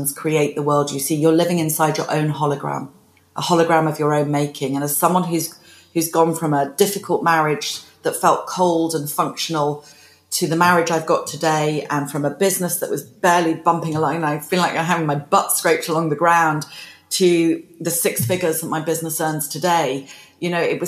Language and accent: English; United Kingdom; being British